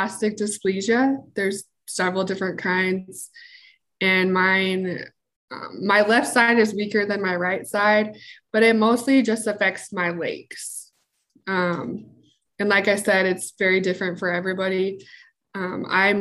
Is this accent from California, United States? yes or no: no; Salt Lake City, Utah, United States; I'm from Salt Lake City, Utah. I was born and raised here in Utah